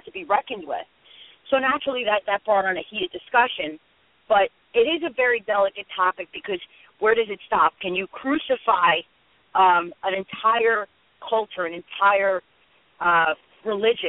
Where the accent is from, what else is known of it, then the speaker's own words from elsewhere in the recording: United States; as an American